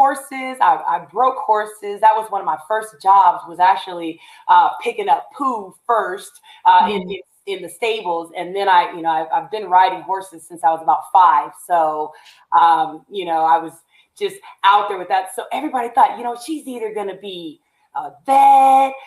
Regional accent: Long Beach, California, United States; also born or lived in La Palma, California / Chino, California / Ontario, California; I was born and raised in Long Beach, California, and pretty much have been in California for 40 some odd years.

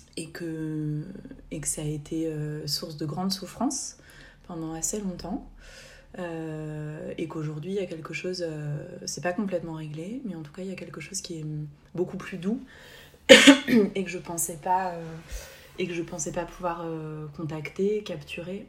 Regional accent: Haute-Savoie, Auvergne-Rhône-Alpes, France; moved away as an adult; now in Basque Coast, France; j'ai grandi en Haute-Savoie

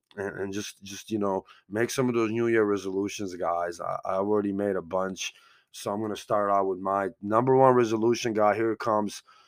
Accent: United States; I'm from America

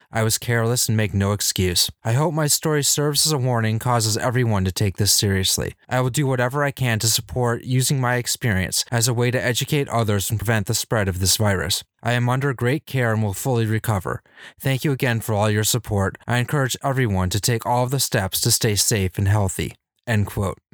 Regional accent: California, United States; my home state of California

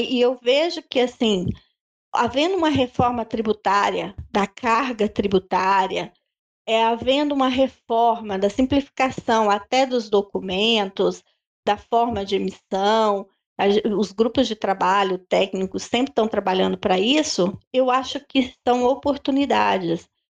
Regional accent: Brazil; nós somos, brasileiros

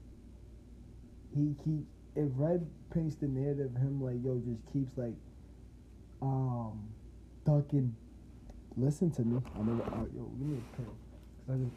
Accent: New Jersey, United States; I'm from Jersey.

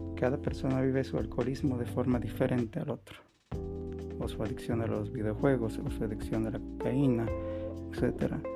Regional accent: Bolivia; En mi país, en Bolivia

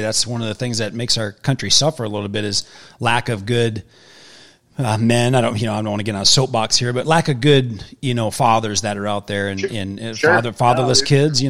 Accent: Wisconsin, United States; moved away as an adult; I grew up in Wisconsin till I was 38 years old

